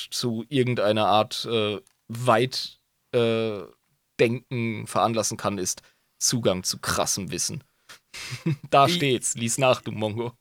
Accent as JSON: {"language": "German", "town": "Ludwigshafen", "region": "Rhineland-Palatinate", "country": "Germany", "tie": "born or raised there", "said": "keine reiche Schule, Ludwigshafen halt"}